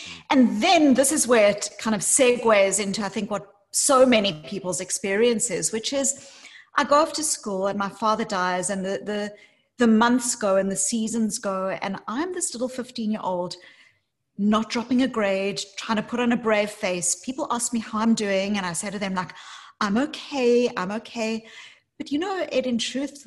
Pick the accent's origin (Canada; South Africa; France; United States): South Africa; moved away; I grew up as a white South African in apartheid South Africa